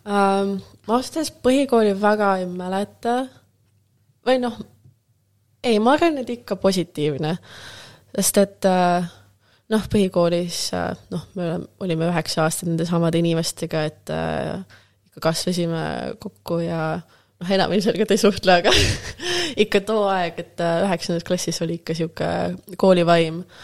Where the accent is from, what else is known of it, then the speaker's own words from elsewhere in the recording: Tallinn, Harju County, Estonia; first language Russian; Estonian is a second language; moved away as an adult; also born or lived in Rotterdam, Netherlands; now in Amsterdam, Netherlands; ma sündisin Tallinnas, me sündisime samas